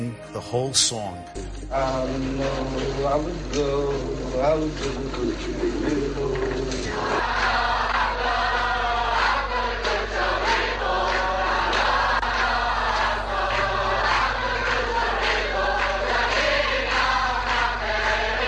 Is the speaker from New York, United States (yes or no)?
yes; New York City, New York, United States; I grew up in Brooklyn